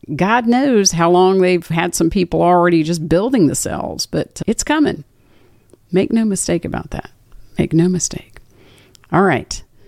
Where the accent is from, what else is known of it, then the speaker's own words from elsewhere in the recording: Washington, District of Columbia, United States; moved away; My old stomping grounds, my hometown, Washington, D C